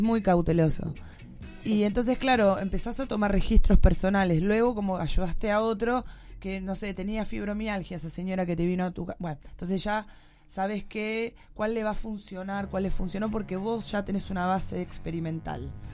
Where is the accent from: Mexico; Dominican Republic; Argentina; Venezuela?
Argentina